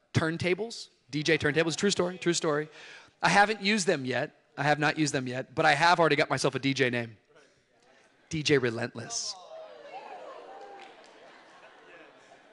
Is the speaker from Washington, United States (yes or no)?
yes; Tacoma, Washington, United States; I grew up in Tacoma, Washington, outside of Seattle